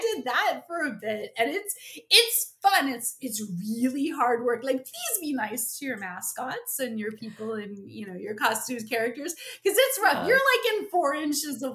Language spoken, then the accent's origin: English; central New Jersey, United States; we're from Jersey. So we're in like beautiful central New Jersey